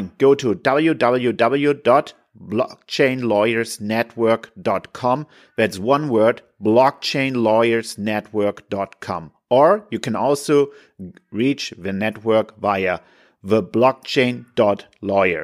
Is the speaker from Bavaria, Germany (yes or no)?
no; Hamburg, Germany; we're absolutely from Hamburg both